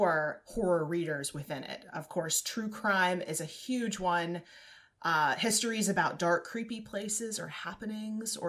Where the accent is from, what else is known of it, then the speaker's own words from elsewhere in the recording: Southwest, United States; I was born in the Southwest